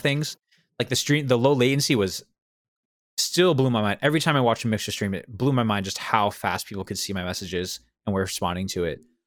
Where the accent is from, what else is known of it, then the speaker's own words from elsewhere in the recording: New England, United States; I'm from New England